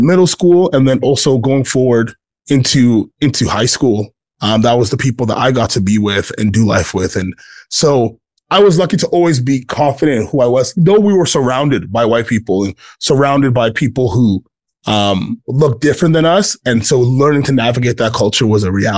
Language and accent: English; Ottawa, Ontario, Canada; moved away as an adult; also born or lived in Western Canada / Riverside, California; now in United States; we were very in the culture of Ghana, even though we were in Ottawa in our apartment.